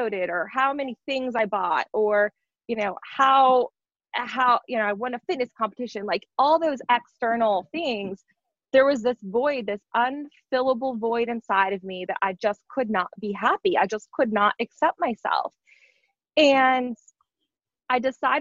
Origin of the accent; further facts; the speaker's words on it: North Dakota, United States; moved away as an adult; I grew up in North Dakota in a very, very small town of 100 people